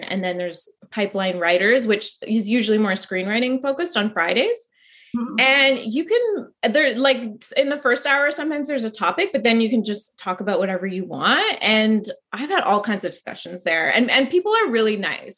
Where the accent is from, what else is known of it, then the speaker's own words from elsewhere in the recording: Canada; I'm Canadian